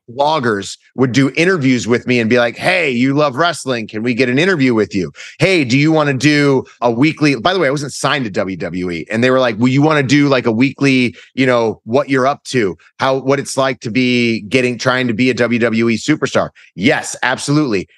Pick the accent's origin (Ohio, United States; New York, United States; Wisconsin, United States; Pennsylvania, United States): Ohio, United States; Cleveland; moved away as an adult; also born or lived in Los Angeles; I'm from Cleveland